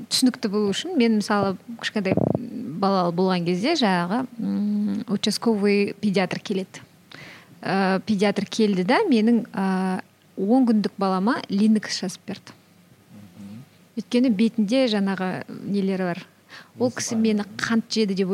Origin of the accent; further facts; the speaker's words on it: Kyzylorda Region, Kazakhstan; first language Kazakh; мен мысалы кәдімгі қазақтың қызымын кішкентай қызылордадағы ыыы шет ауданда туып өскен қарапай мектепте оқыған қызбын